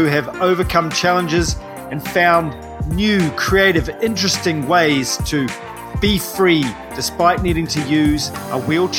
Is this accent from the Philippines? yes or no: no; New Zealand; I'm a paraplegic from New Zealand